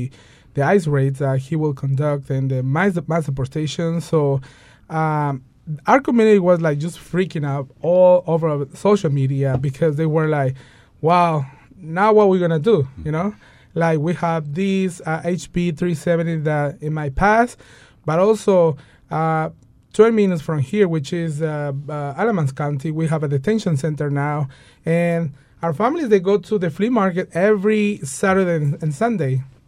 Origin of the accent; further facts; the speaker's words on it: Mexico; Like, you know, I'm from Mexico, you know, and things like that.